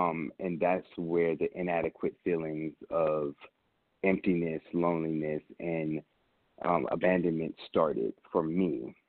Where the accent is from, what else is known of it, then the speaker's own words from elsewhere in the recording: Nuremberg, Bavaria, Germany; also born or lived in Augsburg, Germany / Vicenza, Italy; I was born in Augsburg, Germany, and raised in Vicenza, Italy, in Nuremberg, Germany